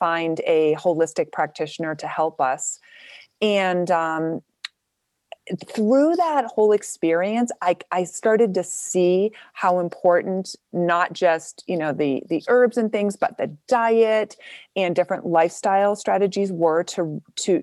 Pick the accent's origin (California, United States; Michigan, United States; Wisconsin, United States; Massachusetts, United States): Massachusetts, United States; Boston; also born or lived in New Hampshire; I'm from Boston